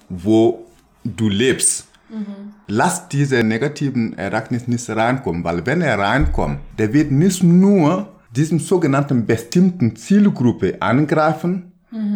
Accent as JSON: {"language": "German", "country": "Burkina Faso", "second_language": "German", "moved": "yes", "said": "wo ich herkomme, in Burkina Faso"}